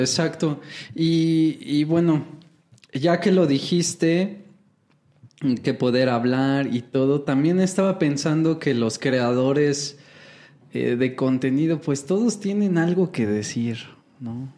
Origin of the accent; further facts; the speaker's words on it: Mexico; en México yo aprendí todo mi inglés de, maestros mexicanos